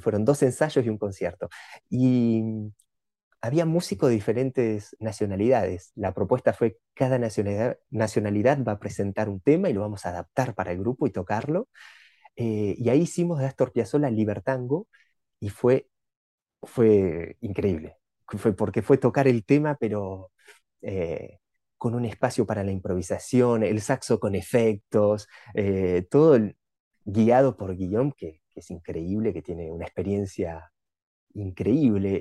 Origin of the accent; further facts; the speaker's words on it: Buenos Aires, Argentina; moved away as an adult; now in Paris, France; estoy viviendo en París ya hace ocho años, pero vengo de Argentina